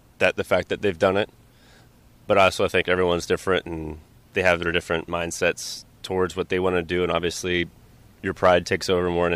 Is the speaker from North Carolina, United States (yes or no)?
no; Orlando, Florida, United States; growing up in Orlando